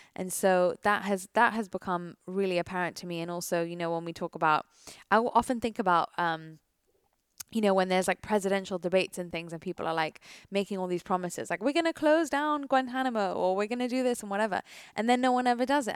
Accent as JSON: {"language": "English", "country": "United Kingdom", "said": "I am British"}